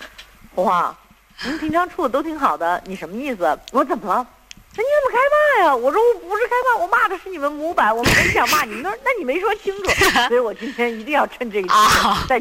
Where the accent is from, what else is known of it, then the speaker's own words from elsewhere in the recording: Beijing, China; moved away; also born or lived in United States / New York; 就跟咱们北京人给一大碗茶一样